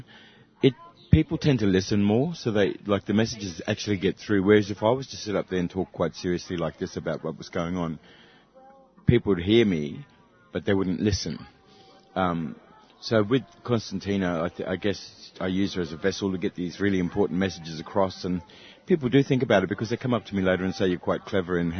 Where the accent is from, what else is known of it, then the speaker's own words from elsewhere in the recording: Katherine, Northern Territory, Australia; I come from Catherine